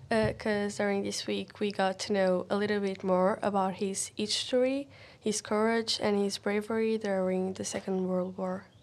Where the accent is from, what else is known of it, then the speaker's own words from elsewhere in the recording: Portugal; from Portugal.